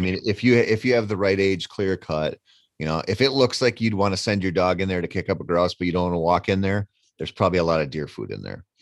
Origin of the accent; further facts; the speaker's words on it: Minnesota, United States; I come from Minnesota